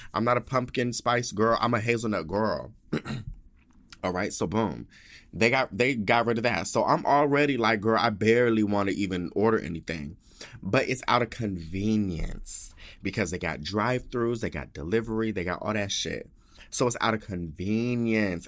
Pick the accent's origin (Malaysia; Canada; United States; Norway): United States; Denver, Colorado; I'm all from Denver, Colorado.